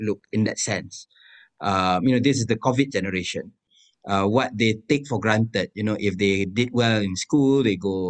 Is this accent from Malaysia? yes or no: yes; East Coast of Malaysia, Malaysia; We are from the East Coast of Malaysia, from a very religious family, family of Muslim scholars